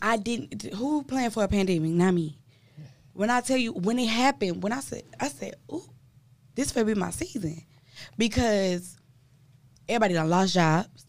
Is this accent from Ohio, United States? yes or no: no; Milwaukee, Wisconsin, United States; my hometown, Milwaukee, Wisconsin